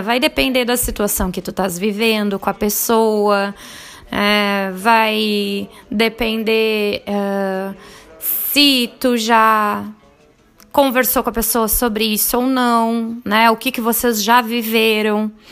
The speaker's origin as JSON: {"language": "Portuguese", "region": "Rio Grande do Sul", "country": "Brazil", "moved": "as an adult", "lives_now": "Lavras, Brazil", "said": "eu sou gaúcha, mas hoje moro em Lavras, Minas Gerais"}